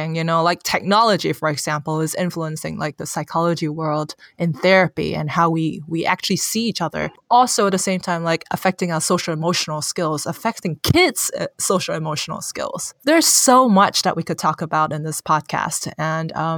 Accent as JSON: {"language": "English", "country": "Hong Kong", "tie": "born or raised there", "first_language": "Cantonese", "second_language": "English", "moved": "as an adult", "lives_now": "San Francisco, United States", "said": "I'm born and raised in Hong Kong, so I'm not an American. But I live in San Francisco"}